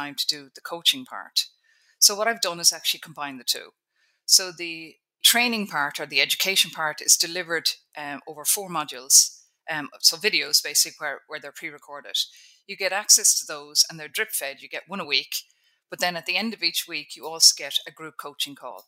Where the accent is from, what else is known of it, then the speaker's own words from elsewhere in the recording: Ireland; I'm Irish at the end of the day. We're brought up by Catholics